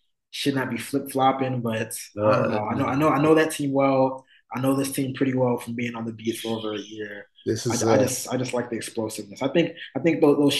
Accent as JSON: {"language": "English", "town": "Towson", "region": "Maryland", "country": "United States", "moved": "yes", "said": "I'm from Towson, Maryland, right outside Baltimore City."}